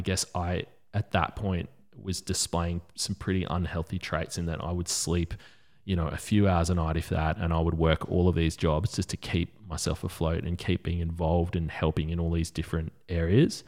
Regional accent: Australia; we grew up in Australia

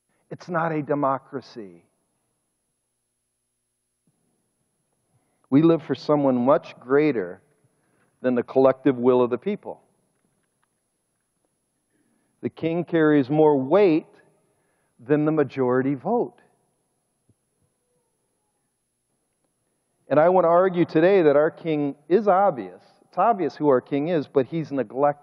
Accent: United States; also born or lived in Russia; I'm an American

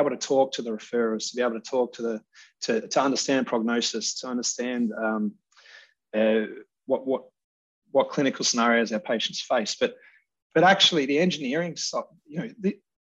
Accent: Australia; moved away as an adult; now in United Kingdom; I'm from Australia. But I've worked most of my career in the UK

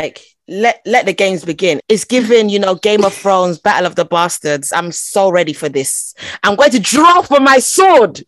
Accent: London, United Kingdom; first language Twi; I was born in London, actually

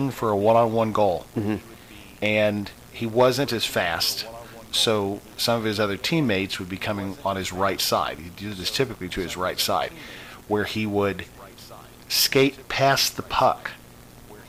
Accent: Indiana, United States; I grew up in Indiana

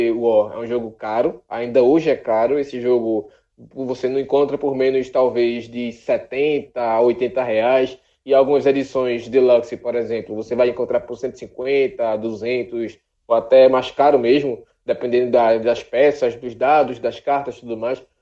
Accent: Rio de Janeiro, Brazil; quando eu era moleque lá na Rua C, no Guadalupe, e aí lá nos anos 90

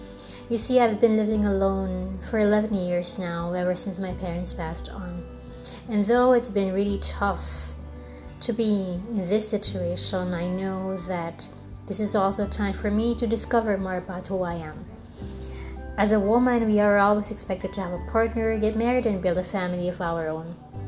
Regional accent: Philippines; I'm from the Philippines.

